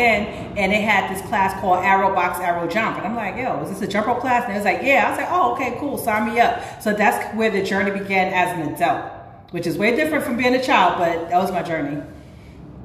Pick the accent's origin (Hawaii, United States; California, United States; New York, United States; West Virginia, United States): New York, United States; New York City; also born or lived in Harlem; I was born and raised in the Bronx, but I always went to school in Harlem